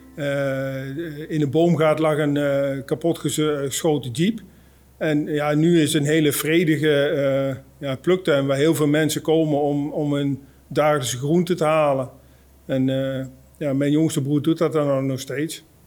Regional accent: Oosterbeek, Gelderland, Netherlands; moved away; uit Oosterbeek. Uh, ik woon inmiddels niet meer in Oosterbeek

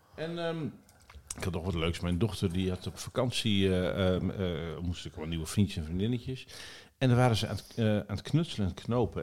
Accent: Nieuw-Buinen, Drenthe, Netherlands; vlakbij waar ik ben opgegroeid in Drenthe, bij Borger, in Nieuwbuinen.

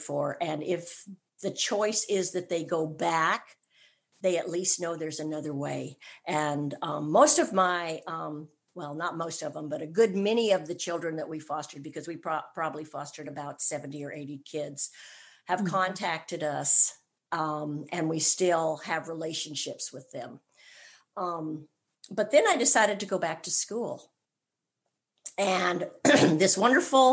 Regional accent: California, United States; moved away as an adult; now in Georgia, United States; I was born and raised in California, and I'm a California girl all the way

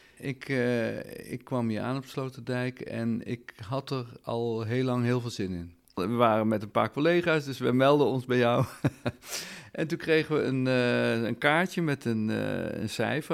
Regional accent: Netherlands; wij zijn een rijk land

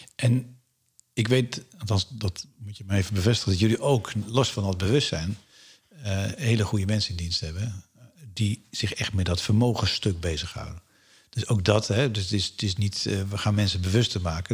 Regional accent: Alkmaar, North Holland, Netherlands; Ik kom zelf uit Alkmaar, daar hebben we de vesting.

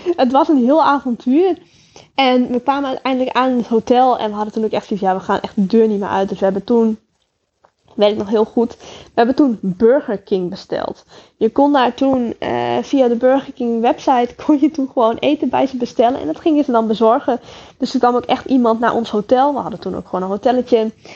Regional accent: Netherlands; uit Holland

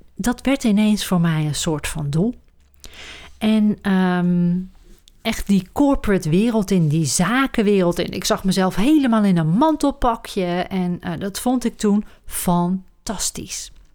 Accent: Roosendaal, North Brabant, Netherlands; moved away as an adult; also born or lived in Amsterdam; now in Huizen, Netherlands; Opgegroeid in het Brabantse Roosendaal

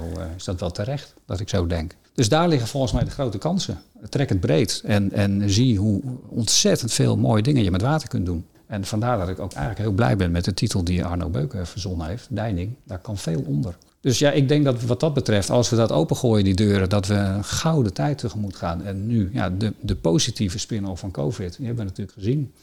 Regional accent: Friesland, Netherlands; als Fries

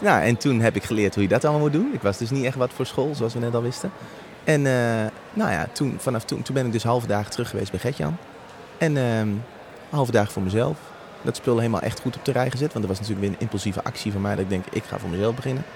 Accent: Apeldoorn, Gelderland, Netherlands; ik ben opgegroeid in Apeldoorn

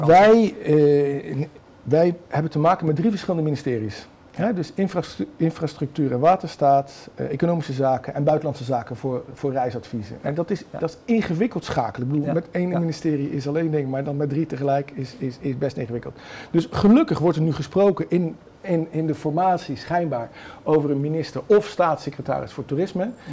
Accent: North Brabant, Netherlands; ik ben Brabander

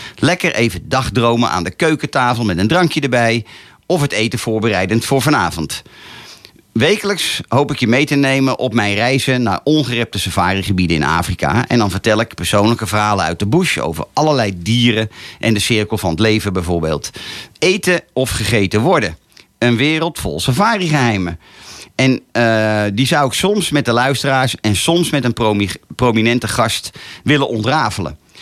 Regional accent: Laren, North Holland, Netherlands; Geboren en getogen in Laren

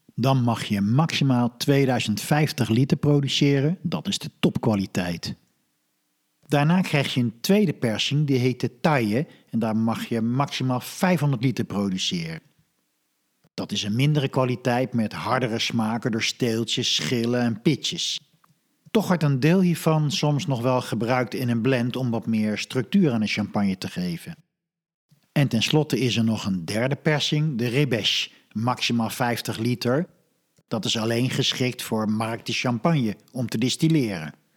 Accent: Netherlands; als Hollander

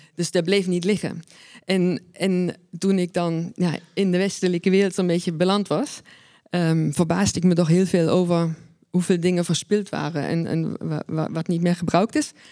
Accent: East Germany, Germany; now in Netherlands; ben geboren en opgegroeid in Oost-Duitsland

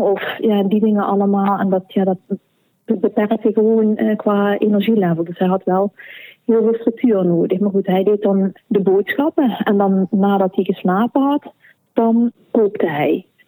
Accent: Sittard, Limburg, Netherlands; moved away as an adult; now in Belgian Limburg, Belgium; Ik ben van Nederlands Limburg heb eigenlijk mijn hele leven in Sittard gewoond

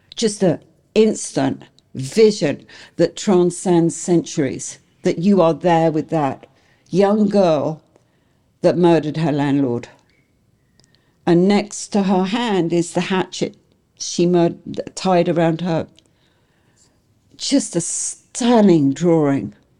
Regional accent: England, United Kingdom; now in United States; I'm English

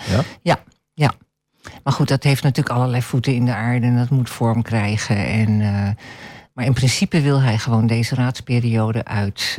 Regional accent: Netherlands; Ik ben een Nederlander, maar ik ben een smeltkroes.

